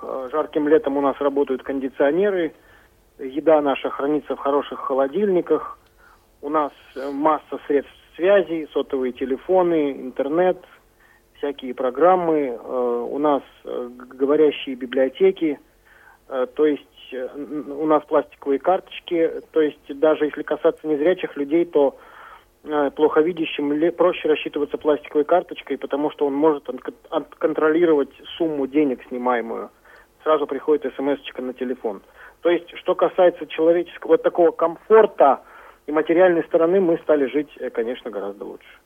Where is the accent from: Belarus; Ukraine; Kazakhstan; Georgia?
Kazakhstan; now in Kaliningrad, Russia; Я сам родился в Казахской ССР